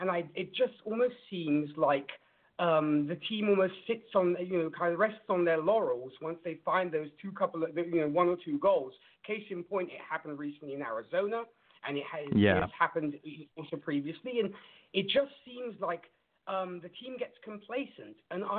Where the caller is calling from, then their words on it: Italy; I'm calling from Italy.